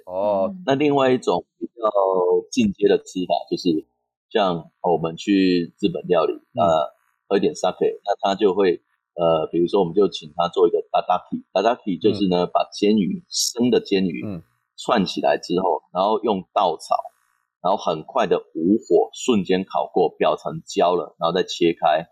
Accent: Taiwan; moved away; 我们台湾人

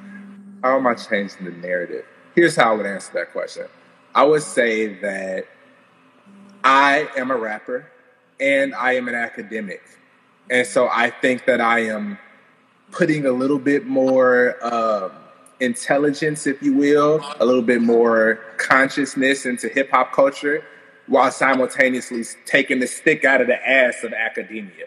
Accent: Gary, Indiana, United States; I'm from Gary, Indiana. I grew up with a particular existence

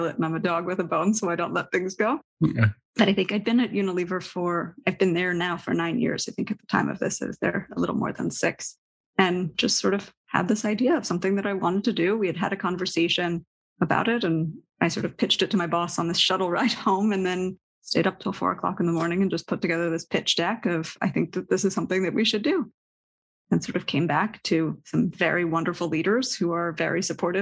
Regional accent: New York City, New York, United States; I grew up in New York City

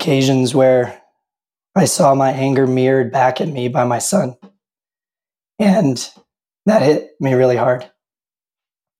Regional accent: Tennessee, United States; moved away as an adult; now in Utah, United States; I grew up drinking moonshine in the Tennessee Hills, and I moved out to Utah sometime around 2005.

